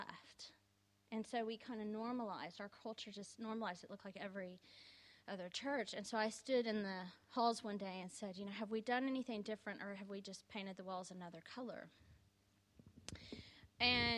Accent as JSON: {"language": "English", "region": "Texas", "country": "United States", "moved": "yes", "lives_now": "London, United Kingdom", "said": "I'm obviously not originally from London. I'm originally from Texas"}